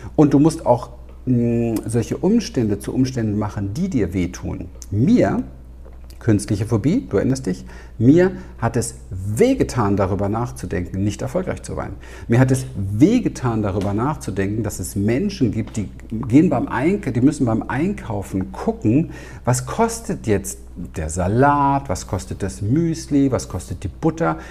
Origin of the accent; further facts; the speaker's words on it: Berlin, Germany; Ich bin ja in den Slums dort in Wedding groß geworden